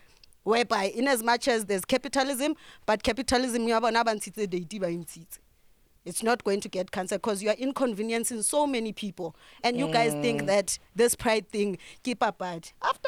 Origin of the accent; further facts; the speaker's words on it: Bloemfontein, Free State, South Africa; also born or lived in Eastern Cape; my hometown in Bloemfontein